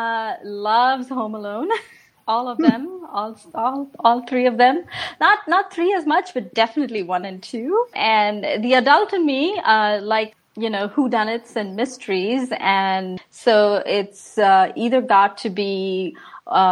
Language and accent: English; India; now in Washington, DC area, United States; We watched this growing up in India